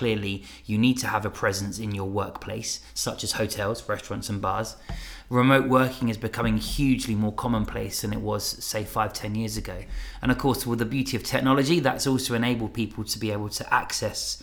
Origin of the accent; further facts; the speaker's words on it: Fleet, South East England, United Kingdom; my hometown of Fleet, or Church Crookham, as my wife insists I call it